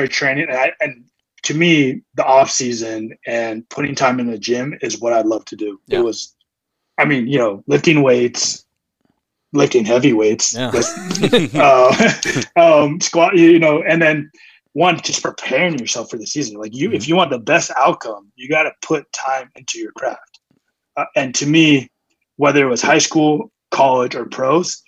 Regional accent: San Carlos, California, United States; moved away as an adult; also born or lived in Chicago; San Mateo, specifically San Carlos, California

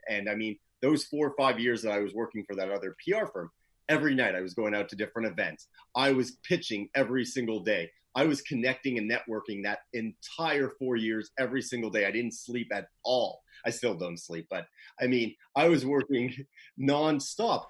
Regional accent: Toronto, Ontario, Canada; moved away as an adult; also born or lived in Los Angeles, California; I am originally from Toronto, the nice cold of Canada

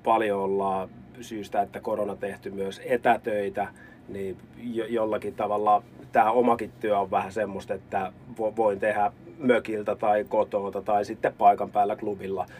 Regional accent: Helsinki capital region, Uusimaa, Finland; now in Lappeenranta, Finland; mun puheessa tulee mä ja sä ja mie ja sieni, niin johtuu siitä, että mä oon pääkaupunkiseudulta kotoisin

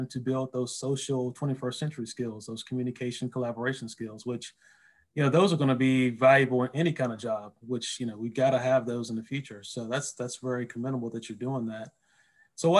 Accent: Lynchburg, Virginia, United States; moved away; I'm from originally from Lynchburg, Virginia

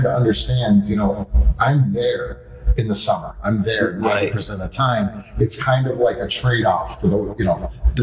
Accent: Fairport, New York, United States; our, you know, original hometown here

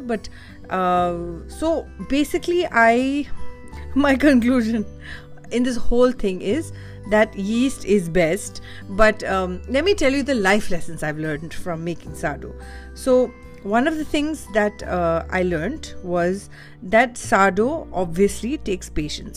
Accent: India; I'm Indian

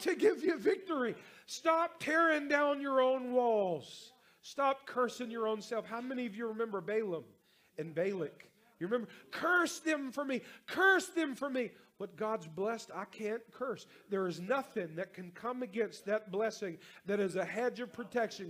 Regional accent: North Carolina, United States; now in Louisiana, United States; I'm from North Carolina, I live in Louisiana

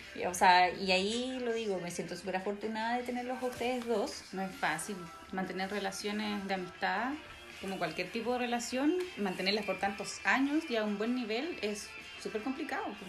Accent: Talagante, Santiago Metropolitan Region, Chile; yo era de Talagante, no, soy, no soy de Santiago, soy de la región metropolitana, pero no de Santiago

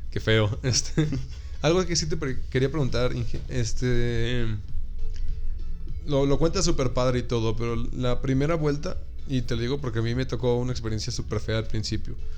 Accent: Mexico; uno como mexicano que me tocó ir para el otro lado

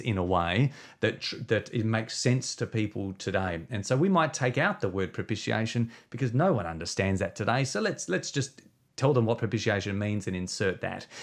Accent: Victor Harbor, South Australia, Australia; we planted, uh, a church in my hometown, uh, when we were twenty-three years of age. So we've been leading a church now for uh, twenty years, um, in a place called Victor Harbour. It's just south of Adelaide. Uh, so, uh, in South Australia

